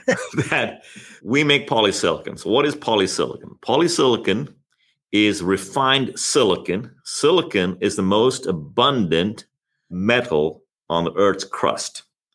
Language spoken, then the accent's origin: English; South East England, United Kingdom; also born or lived in India / Thailand; Yeah, I was born in India. I did my teenage years in Thailand, schooling there. My dad was in the UN there. And then I finished out my schooling in England, correct, in southern England.